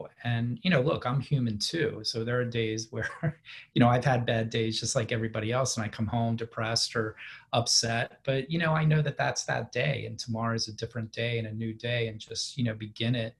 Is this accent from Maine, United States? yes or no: no; D.C., Maryland suburbs outside Washington, United States; they moved out to the suburbs right outside the city in Maryland. So that's really where I grew up